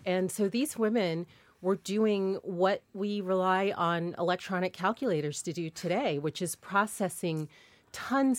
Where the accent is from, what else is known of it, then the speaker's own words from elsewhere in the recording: Hampton, Virginia, United States; my hometown, Hampton, Virginia